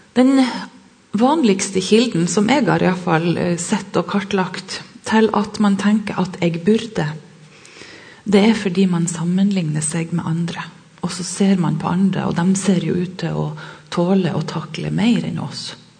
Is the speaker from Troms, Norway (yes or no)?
yes; Sørreisa, Troms, Norway; Jeg kommer fra Sørreisa i Troms og har vokst opp med foreldre som jobba som lærere